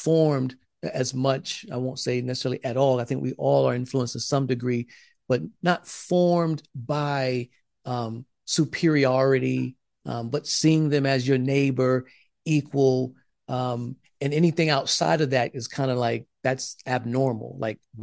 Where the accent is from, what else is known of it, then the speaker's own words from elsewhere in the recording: South Carolina, United States; I grew up in South Carolina